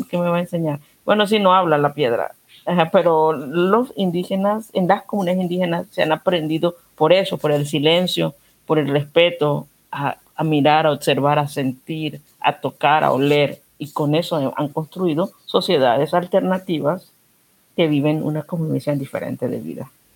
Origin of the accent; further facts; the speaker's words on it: Panama; somos panameños colombianos